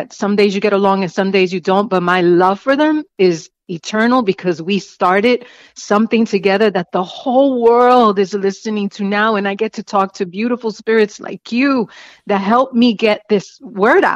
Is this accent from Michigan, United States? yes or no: no; New York City, New York, United States; also born or lived in Spanish Harlem; growing up in the South Bronx, surrounded by tenement buildings